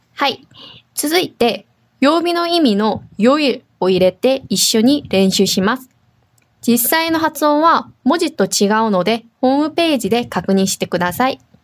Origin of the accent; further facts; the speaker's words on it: South Korea; now in Okinawa, Japan; 沖縄に住んでいる、韓国人と台湾人がお届けします